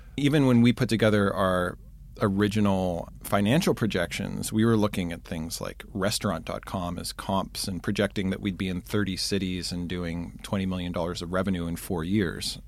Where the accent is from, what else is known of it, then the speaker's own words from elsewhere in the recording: Pittsburgh, Pennsylvania, United States; moved away as an adult; also born or lived in Chicago; I'm originally from Pittsburgh.